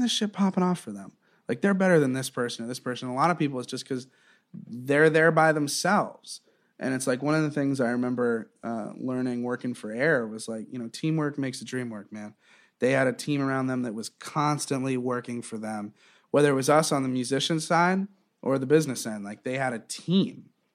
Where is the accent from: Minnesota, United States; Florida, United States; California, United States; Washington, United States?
Florida, United States; Southwest; also born or lived in Eugene, Oregon / Wilmington, North Carolina; I kinda grew up in, in Southwest Florida